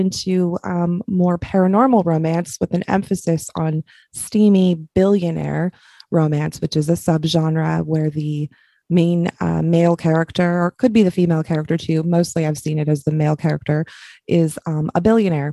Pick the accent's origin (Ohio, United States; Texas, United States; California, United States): California, United States; I'm from California